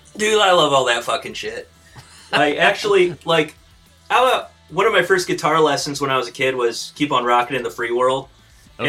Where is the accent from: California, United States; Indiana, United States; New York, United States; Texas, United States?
Indiana, United States; Fort Wayne; we're from Fort Wayne